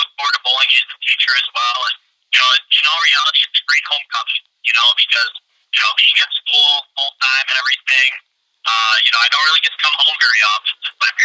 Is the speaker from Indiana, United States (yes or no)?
no; Peru, Illinois, United States; Peru, Illinois, you know, my hometown.